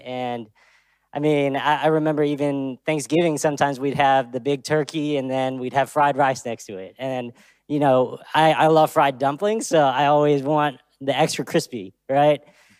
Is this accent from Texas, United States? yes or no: yes; Texas, United States; also born or lived in Austria; I grew up here mostly in Texas, but I was actually born in Austria. Most people don't know that.